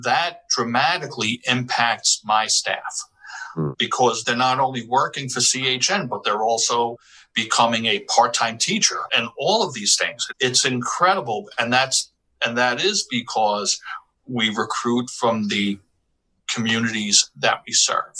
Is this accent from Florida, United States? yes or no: no; New York City, New York, United States; also born or lived in Bronx; I grew up in Washington Heights, in the Washington Heights section of Manhattan